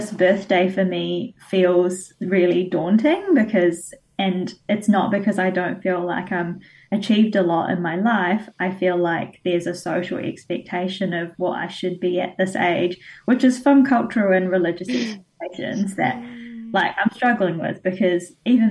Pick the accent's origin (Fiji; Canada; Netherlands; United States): Fiji; now in New Zealand; I was not from India, I was from Fiji